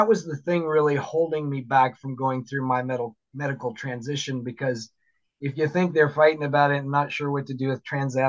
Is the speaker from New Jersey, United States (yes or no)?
no; Florida, United States; now in Seattle, United States; I'm originally from Florida